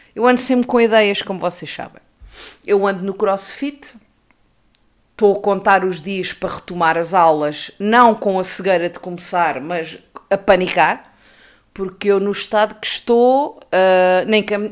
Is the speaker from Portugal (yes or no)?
yes; Peniche, Centro, Portugal; Eu cresci no Baleal